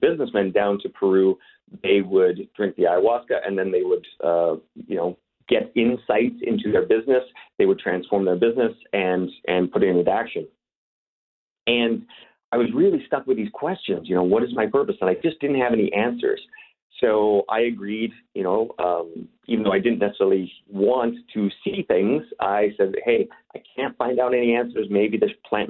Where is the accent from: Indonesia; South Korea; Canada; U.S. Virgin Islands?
Canada; also born or lived in Los Angeles, United States; now in Czech Republic; be talking to some fellow Canadians, as you know, that is my home country originally.